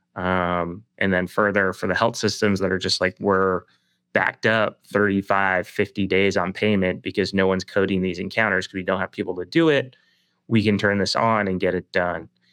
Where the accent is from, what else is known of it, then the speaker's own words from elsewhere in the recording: Toronto, Ontario, Canada; I'm Canadian, uh, and born and raised in the Toronto area